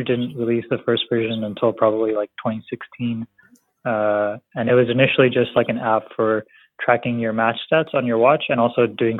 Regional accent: Bay Area, California, United States; I was born and raised here in California in the Bay Area, and my parents are from India

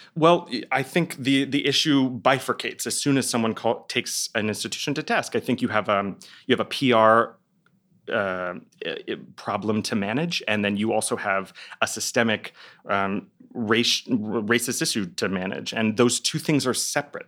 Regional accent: Dallas, Texas, United States; moved away; I'm from Dallas, Texas

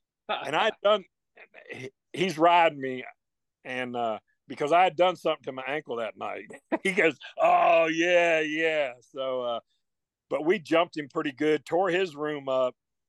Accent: the South, United States; Gary, you know, we are from the South in the country, and our pigs are stump broke.

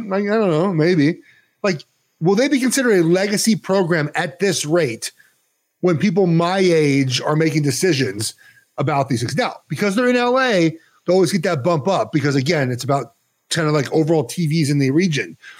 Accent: Los Angeles, California, United States; I'm from West L

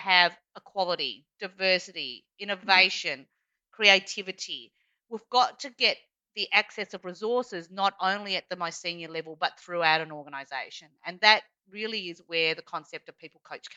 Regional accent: Australia; accent: Australian; I am Chinese by background, although born here as per my Australian accent

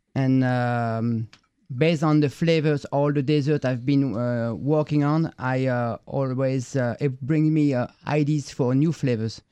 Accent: Paris, Île-de-France, France; moved away; I grew up in Paris

